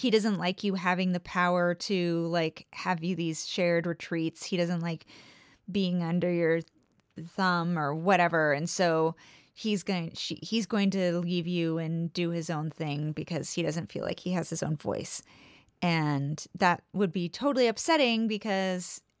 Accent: California, United States; born and raised in California.

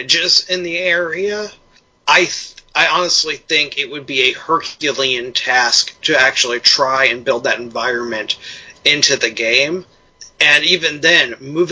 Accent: St. Louis, Missouri, United States; I grew up in St. Louis

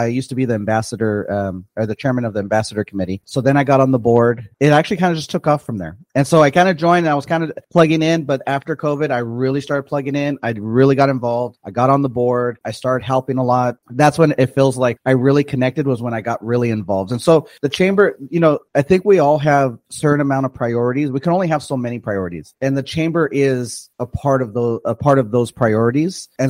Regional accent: Perris, California, United States; I grew up in Perris, so I've been in Perris since like 93.

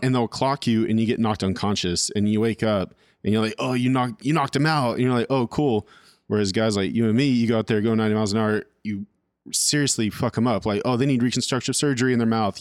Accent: California, United States; moved away as an adult; also born or lived in Royal, Arkansas; now in Arkansas, United States; I'm from California

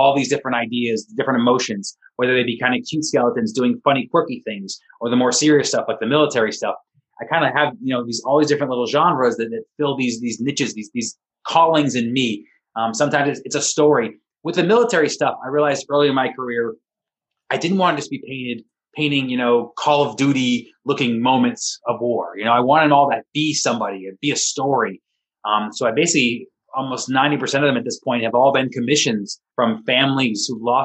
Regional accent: East Coast, United States; moved away as an adult; now in California, United States; I grew up on the East Coast

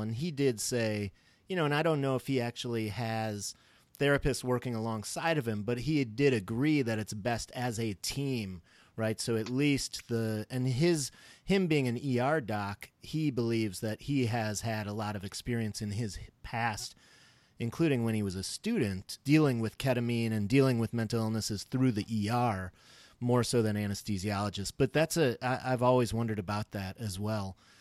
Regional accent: Skokie, Illinois, United States; now in Minneapolis, United States; I was born in Skokie Valley Hospital in oh Skokie, oh Illinois.

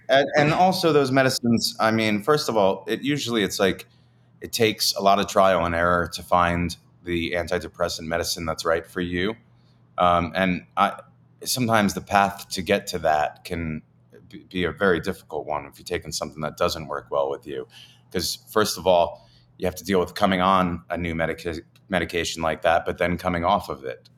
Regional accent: New Jersey, United States; moved away; I grew up in Jersey

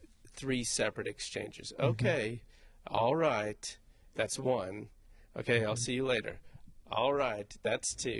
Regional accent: England, United Kingdom; I'm from England.

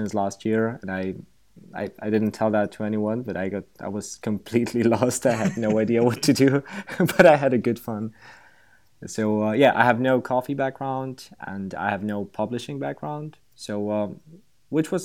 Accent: Slovakia; now in Prague, Czech Republic; I'm from Slovakia, a little country in Central Europe. I'm currently living in Prague

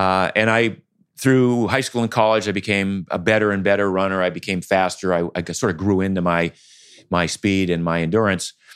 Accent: Maine, United States; I grew up in Maine.

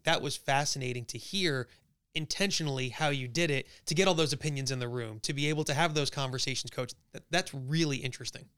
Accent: Little Falls, New Jersey, United States; my hometown, Little Titten Falls, New Jersey

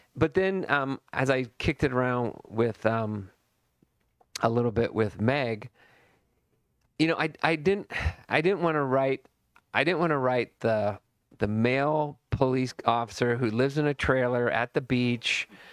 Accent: Burlingame, California, United States; I grew up in Burlingame, California, and it was a total bubble

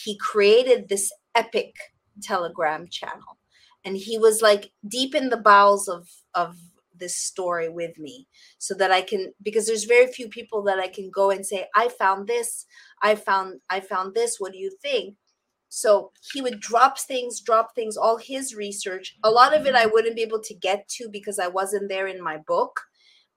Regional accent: Montreal, Quebec, Canada; also born or lived in Costa Rica; now in Florida, United States; my hometown of Montreal, Canada

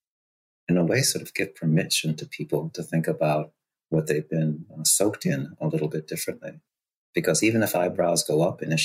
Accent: Boston, Massachusetts, United States; also born or lived in Costa Rica; I was born in Costa Rica, got to move up here when I was about 3.5, 4 years old, landed in Dorchester, over 99% Black identified neighborhood in Boston, and spent my formative years there

